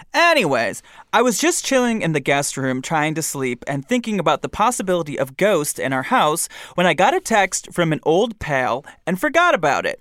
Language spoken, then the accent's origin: English; Michigan, United States; I'm from Michigan